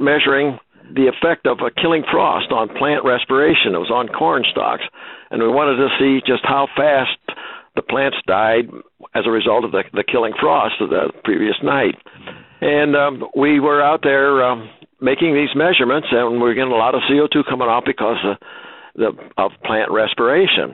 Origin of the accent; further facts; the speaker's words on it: Ohio, United States; I was born and raised in Ohio on a small farm